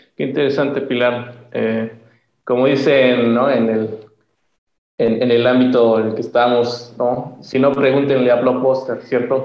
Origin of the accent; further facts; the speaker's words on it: Mexico; en México hay muchas, tenemos muchos problemas